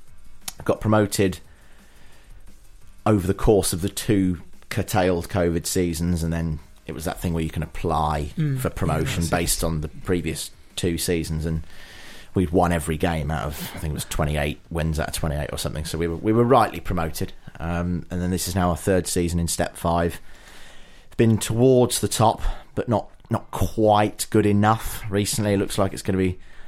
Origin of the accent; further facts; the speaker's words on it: Ipswich, East of England, United Kingdom; also born or lived in Jersey; Moved over to the UK when I was 7